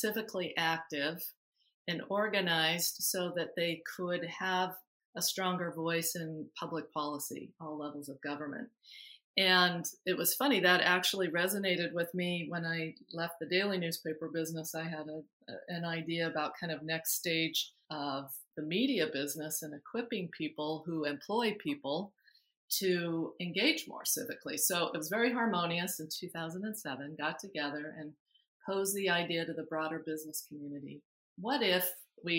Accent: Twin Falls, Idaho, United States; moved away as an adult; also born or lived in Salt Lake City / St. Louis / Philadelphia / Providence; now in Los Angeles, United States; I grew up in Southern Idaho, and in Twin Falls, Idaho is where I got the bug to be in the news business.

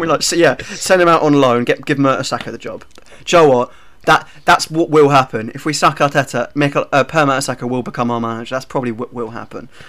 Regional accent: Hertfordshire, East of England, United Kingdom; I'm from Hertfordshire

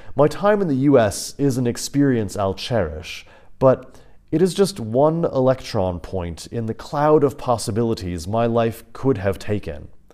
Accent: United States; moved away as an adult; also born or lived in Kansas; growing up in the States, life there felt foreign.

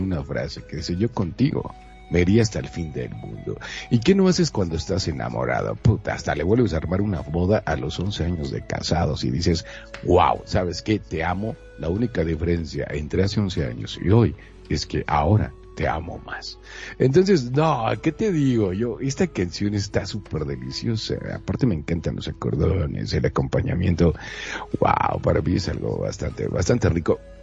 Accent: Monterrey, Nuevo León, Mexico; yo soy de Monterrey

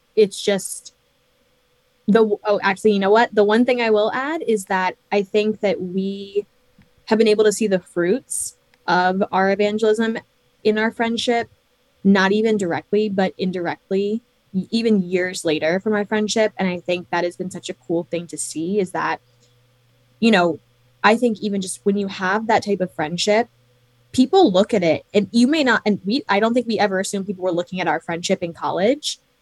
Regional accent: New York, United States; born or raised there

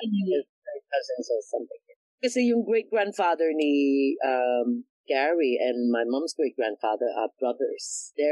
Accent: Hong Kong; also born or lived in London; So I was born and raised in Hong Kong. My father came to Hong Kong back in the early 60s, and my mom bought in the mid 60s. My dad is originally from, I think, Baguio

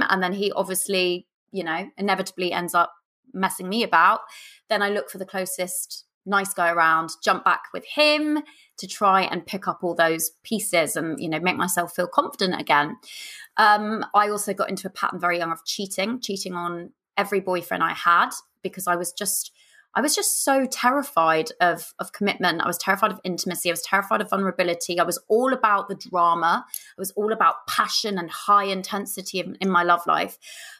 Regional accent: Kingston upon Thames, London, United Kingdom; So growing up, I grew up in Southwest London in a place called Kingston upon Thames.

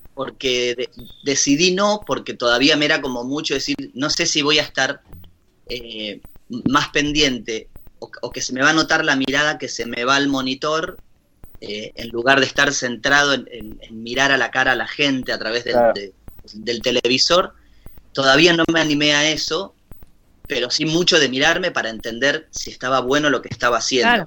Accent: Ushuaia, Tierra del Fuego, Argentina; nosotros somos la capital de las Malvinas

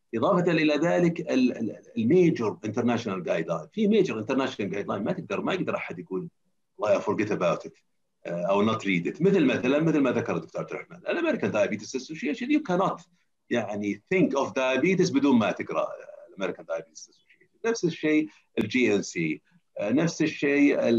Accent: Saudi Arabia; اعتقد اني انا اول سعودي يسوي جيرياتريك

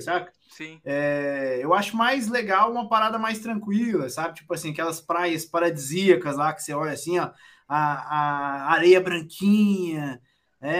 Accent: Goiás, Brazil; eu nunca saí nem de Goiás

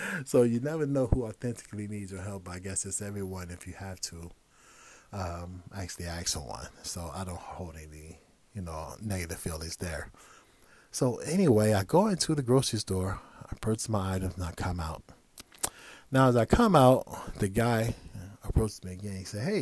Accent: Midwest, United States; now in Los Angeles, United States; Now, as I mentioned earlier, I'm from the Midwest. So when I moved out to LA, it was just an amazing place to be.

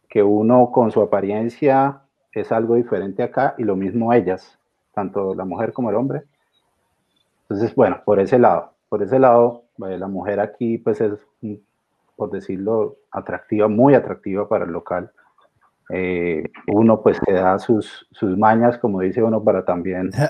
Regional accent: Cúcuta, Norte de Santander, Colombia; moved away as an adult; now in Australia; Fernanda y yo, una pareja, llevamos eh, tres años y medio de casados, siete y algo más de conocernos. Somos de Cúcuta, allá en Colombia.

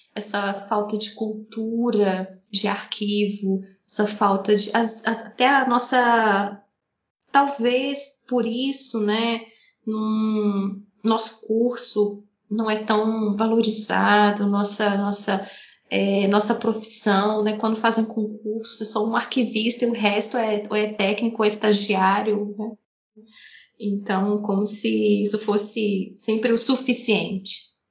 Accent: Paracatu, Minas Gerais, Brazil; da minha cidade natal, de Paracatu, em Minas Gerais

